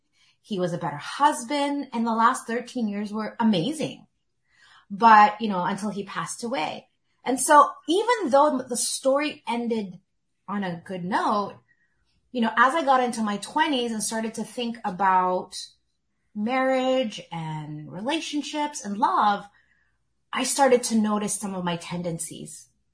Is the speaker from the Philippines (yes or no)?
yes; Philippines; You know, especially being Filipino, it's always like, when are you getting married?